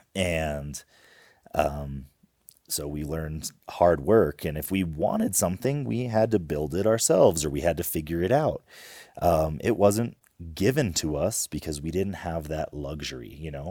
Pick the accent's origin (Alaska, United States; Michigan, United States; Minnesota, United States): Alaska, United States; Homer; We grew up in Homer, Alaska